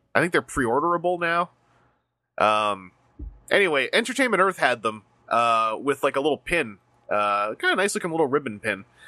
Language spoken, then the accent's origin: English; Canada; as a Canadian